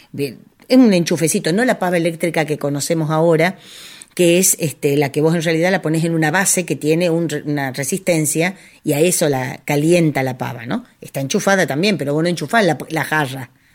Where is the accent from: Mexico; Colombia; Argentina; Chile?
Argentina; Cañuelas, Buenos Aires Province; en mi pueblo en Cañuelas